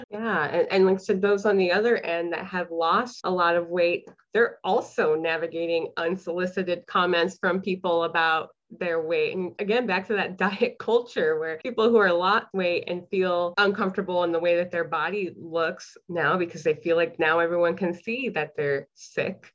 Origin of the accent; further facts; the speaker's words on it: Harlingen, Texas, United States; moved away as an adult; also born or lived in Ohio / Illinois; I am born and raised in Harlingen, Texas. So I've been a Texas girl